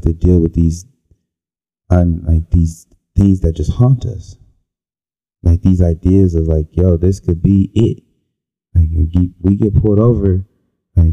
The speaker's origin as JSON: {"language": "English", "town": "Cleveland", "region": "Ohio", "country": "United States", "tie": "born or raised there", "said": "I grew up in the Cleveland area"}